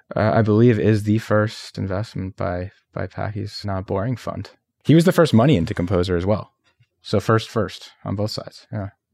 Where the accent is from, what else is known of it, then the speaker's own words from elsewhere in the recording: Montreal, Quebec, Canada; moved away; also born or lived in Philippines; I was coming from Montreal